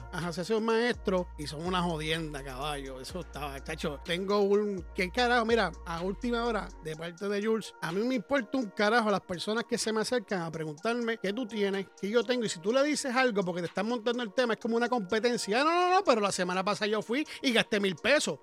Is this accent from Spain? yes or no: no; Puerto Rico; now in United States; soy puertorriqueño